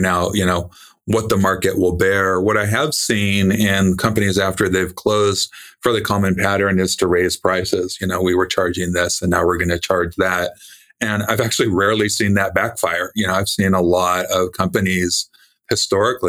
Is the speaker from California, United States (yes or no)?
yes; California, United States; I was born in California